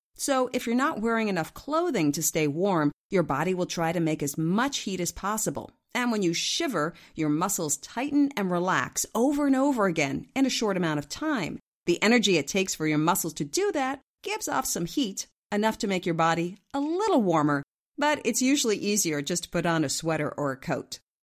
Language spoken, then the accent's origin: English; Ridgefield, Connecticut, United States; Ridgefield, Connecticut, which just happens to be my hometown